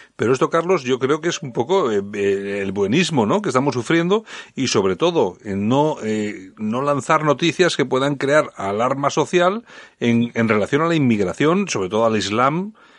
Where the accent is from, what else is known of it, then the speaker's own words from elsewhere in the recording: Bilbao, Basque Country, Spain; yo soy de Bilbao